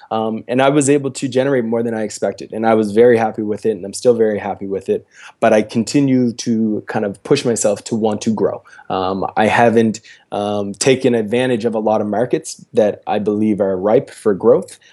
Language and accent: English; Preston, Nova Scotia, Canada; now in Halifax, Canada; I'm from a very small rural place, um, in Nova Scotia called Preston